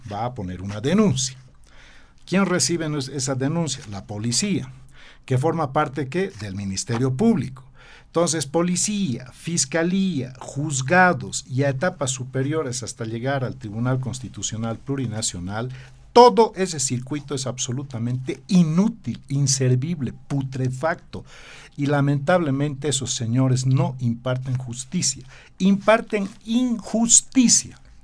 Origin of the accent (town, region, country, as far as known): Bolivia